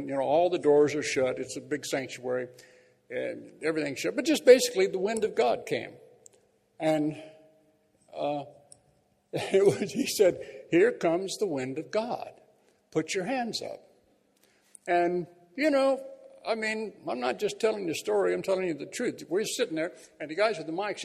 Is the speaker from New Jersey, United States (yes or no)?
no; Bakersfield, California, United States; moved away; our church back in my hometown of Bakersfield